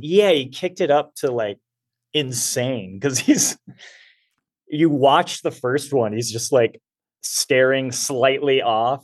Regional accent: Southern California, United States; I grew up in Southern California

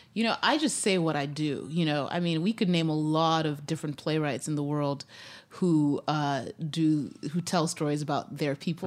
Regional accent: Zimbabwe; moved away as an adult; also born or lived in Grinnell, Iowa, United States; now in United States; we moved back to Zimbabwe, and, uh, that's where I was raised from age five to age nineteen

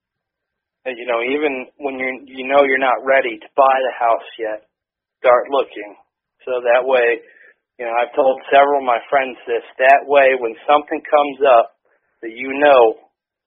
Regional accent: Williamsport, Pennsylvania, United States; I grew up not far from here. You know, I was a Williamsport native most of my life

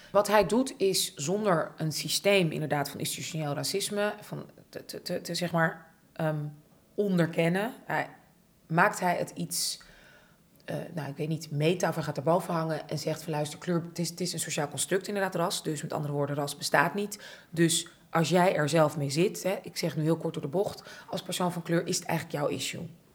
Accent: Amsterdam, North Holland, Netherlands; ik ben opgegroeid in Buitenveldert, ik zat op hockey

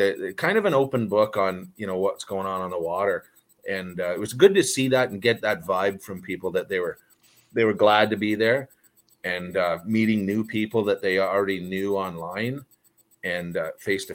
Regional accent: Canada; moved away; I grew up in Canada and that's all magic up there

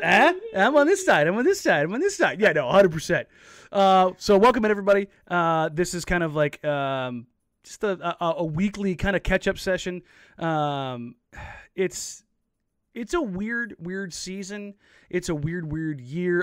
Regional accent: Los Angeles, California, United States; moved away; I'm from L

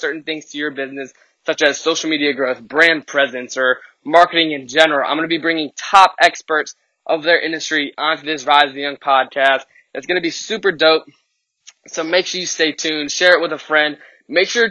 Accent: Richmond, Virginia, United States; I'm coming to you live from Richmond, Virginia, my hometown

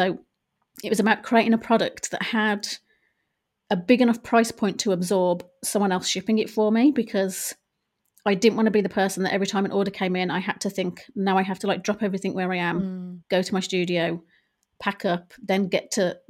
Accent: Ireland; now in England; it did come about at the at a time when I was moving from Ireland to England.

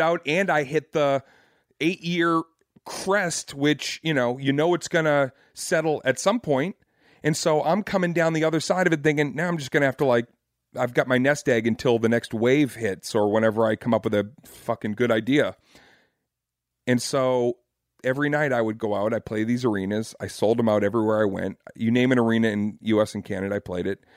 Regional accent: Boston, Massachusetts, United States; I'm from Boston and I grew up basically doing my homework at Fenway Park

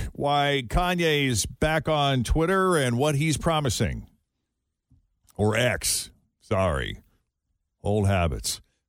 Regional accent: New England, United States; moved away; when I was growing up in New England

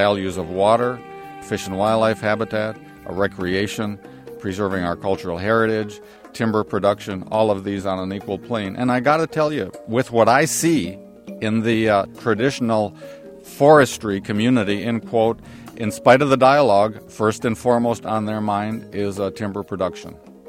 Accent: Wisconsin, United States; the watersheds of the Appalachian Mountains, of my home state, of Wisconsin, the upper Midwest, that were clear-cut and burned back in the late 1800s

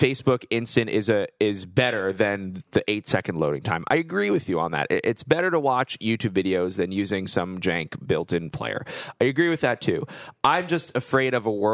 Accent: Chicago, Illinois, United States; I'm from Chicago.

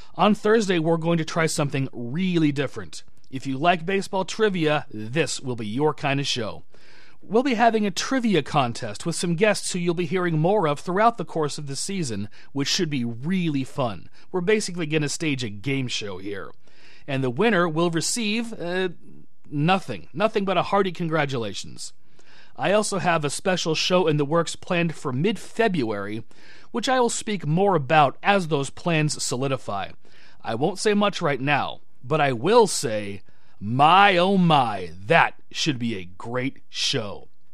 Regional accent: Shoreline, Washington, United States; moved away as an adult; also born or lived in Seattle; now in Spokane, United States; I am a local kid. I was born in Seattle. I was raised in Shoreline

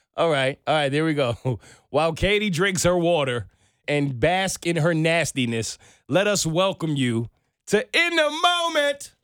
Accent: New York, United States; now in Atlanta, United States; As a New Yorker

